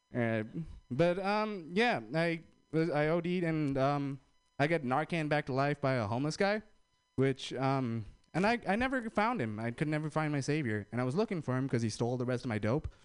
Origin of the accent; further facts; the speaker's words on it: India; I'm Indian